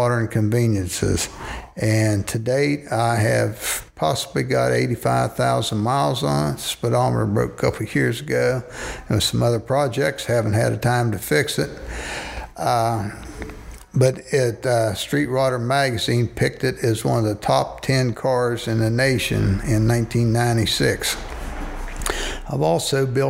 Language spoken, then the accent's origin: English; Grafton, United States; growing up in Grafton